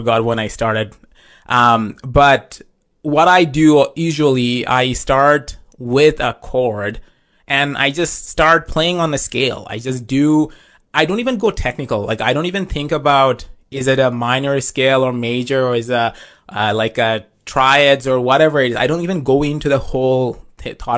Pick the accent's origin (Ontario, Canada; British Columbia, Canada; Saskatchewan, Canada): Saskatchewan, Canada; I am a rock singer-songwriter from Saskatchewan